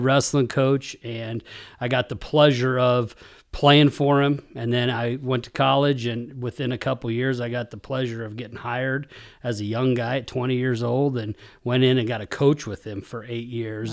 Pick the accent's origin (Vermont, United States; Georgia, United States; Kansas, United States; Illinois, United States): Kansas, United States; Hays; moved away as an adult; also born or lived in McCook, Nebraska; I grew up in Kansas, Hayes, Kansas